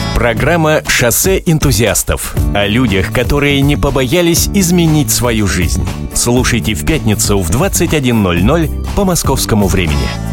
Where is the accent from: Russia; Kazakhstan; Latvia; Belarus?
Latvia; Riga; moved away; ко мне на малую родину в город Ригу, столицу Латвии